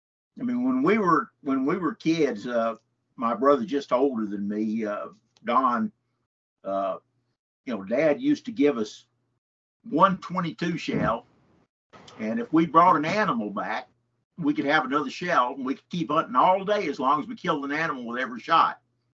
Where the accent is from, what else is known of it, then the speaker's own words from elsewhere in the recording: Henderson, Texas, United States; Well, I grew up in Henderson in East Texas. And, of course, went, you know, all the way through high school there.